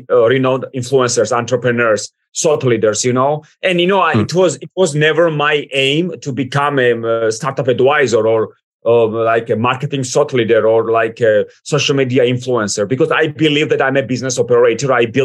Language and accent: English; Georgia; English is a second language; moved away as an adult; also born or lived in United States / United Kingdom; I was born, I raised, then I moved to the United States, then UK. But Georgia made me who I am today.